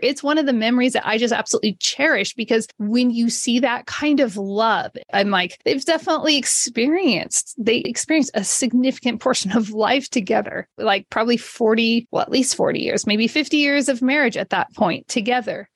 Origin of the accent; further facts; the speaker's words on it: Modesto, California, United States; my hometown of Modesto, California